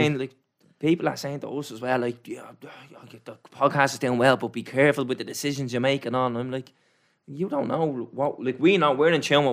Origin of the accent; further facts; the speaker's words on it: Dublin, Leinster, Ireland; accent: Dublinese; Dublinese is my first language. We butcher English.